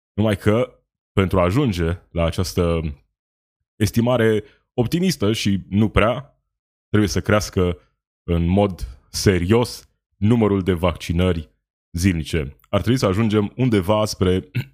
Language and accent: Romanian; Romania; Sunt români, la fel ca noi toți ceilalți